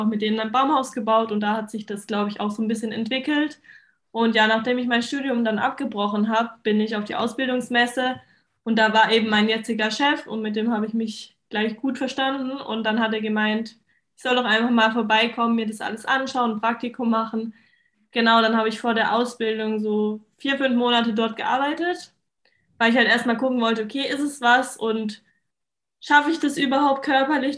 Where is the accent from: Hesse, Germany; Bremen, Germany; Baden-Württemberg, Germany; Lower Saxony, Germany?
Baden-Württemberg, Germany; Mannheim; ich bin 22, ich komme aus Mannheim